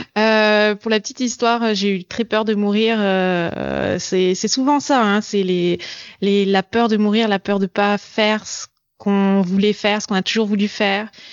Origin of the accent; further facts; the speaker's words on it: France; moved away as an adult; also born or lived in Montreal, Canada; now in Germany; je suis française d'origine. Euh, j'ai vécu au Canada et maintenant j'habite, euh, j'habite en Allemagne